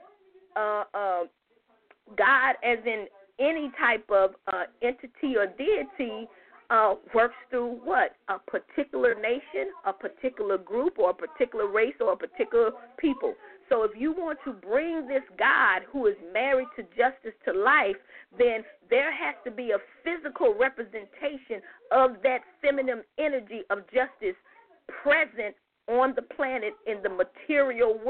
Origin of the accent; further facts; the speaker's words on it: United States; black Americans, we are the only people that don't have an identity in front of American